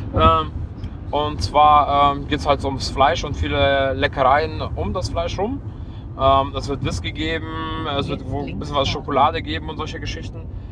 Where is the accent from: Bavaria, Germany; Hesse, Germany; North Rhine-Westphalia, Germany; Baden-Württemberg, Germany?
North Rhine-Westphalia, Germany; Leverkusen; ich komme aus Leverkusen, 160.000 Einwohner